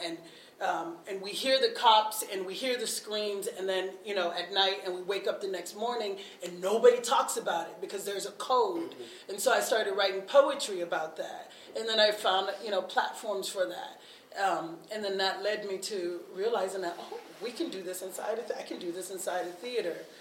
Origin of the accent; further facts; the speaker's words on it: the South, United States; now in Minneapolis–Saint Paul, United States; I grew up in the church and I grew up in the South